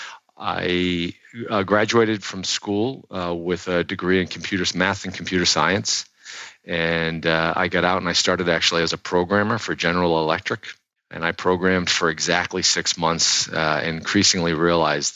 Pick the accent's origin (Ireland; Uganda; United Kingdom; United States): United States; southern New Hampshire; now in Boston, United States; I actually grew up in New Hampshire, southern New Hampshire